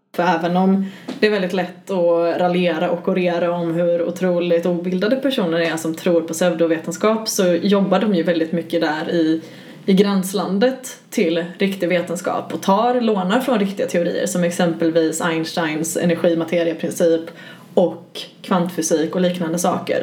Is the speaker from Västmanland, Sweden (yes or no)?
no; Gothenburg, Västra Götaland, Sweden; Jag är göteborgare